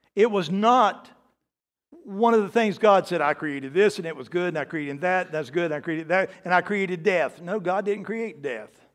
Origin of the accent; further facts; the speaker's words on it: the South, United States; I'm from the South